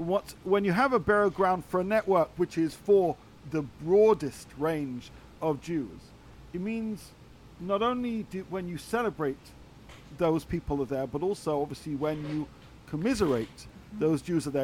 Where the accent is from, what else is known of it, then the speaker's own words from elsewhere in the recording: England, United Kingdom; As a Brit, what did I see?